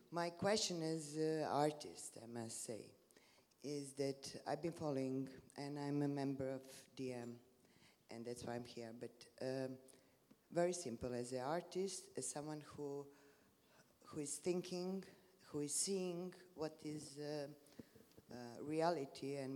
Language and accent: English; Serbia; English is a second language; I'm coming from Balkans and I'm coming from Serbia.